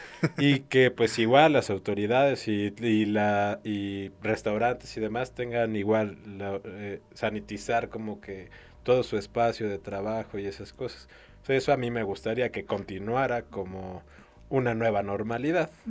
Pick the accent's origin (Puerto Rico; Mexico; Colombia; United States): Mexico; los mexicanos somos muy aprensivos.